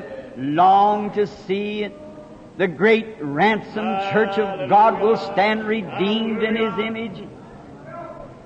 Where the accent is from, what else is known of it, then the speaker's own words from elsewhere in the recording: the South, United States; also born or lived in Jeffersonville; I'm a Southerner by birth